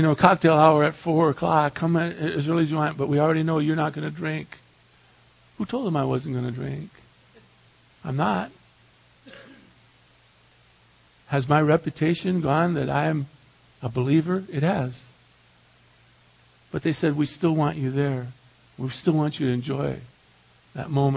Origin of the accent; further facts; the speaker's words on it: San Pedro, California, United States; moved away; back to my hometown of San Pedro